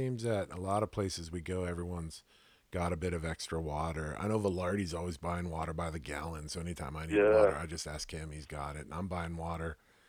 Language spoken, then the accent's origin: English; California desert, United States; I was born and raised out here in the California desert, so it's not a big deal for me to. I mean, I'm used to it.